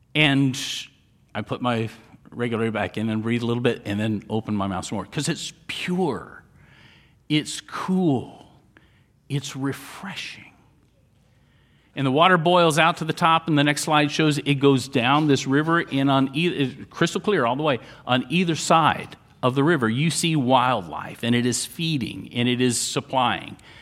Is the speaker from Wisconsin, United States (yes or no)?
no; Central Florida, United States; also born or lived in Miami; I was born in Central Florida, uh, spent a lot of time growing up there.